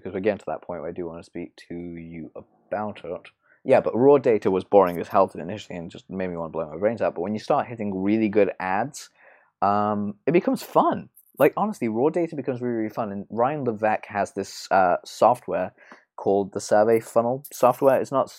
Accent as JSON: {"language": "English", "region": "England", "country": "United Kingdom", "tie": "born or raised there", "said": "yeah, I grew up in England. I grew up in, I live in London, so."}